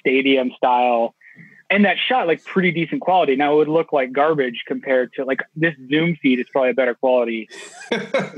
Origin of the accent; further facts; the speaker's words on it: Houston, Texas, United States; I grew up in Houston, Texas